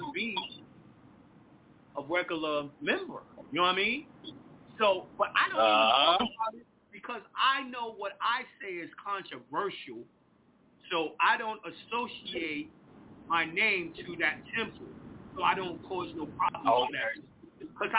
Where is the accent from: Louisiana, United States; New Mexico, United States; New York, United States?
New York, United States; Mount Vernon; my hometown, Mount Vernon, New York